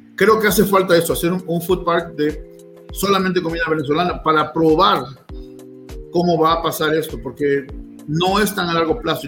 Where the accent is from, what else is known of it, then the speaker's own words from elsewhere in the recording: Mexico; now in Utah, United States; somos nosotros los mexicanos